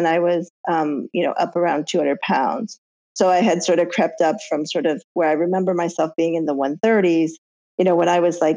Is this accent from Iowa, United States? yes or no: yes; Iowa, United States; growing up in Iowa, which is where we grew up